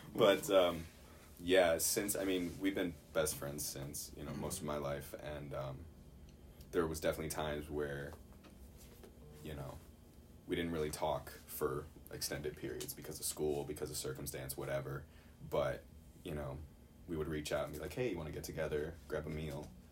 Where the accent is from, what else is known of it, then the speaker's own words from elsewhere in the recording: Chicago, Illinois, United States; I'm from Chicago